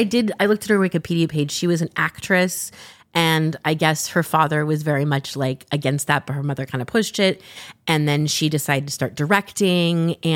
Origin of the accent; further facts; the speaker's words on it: Southern California, United States; moved away; we're both originally from Southern California.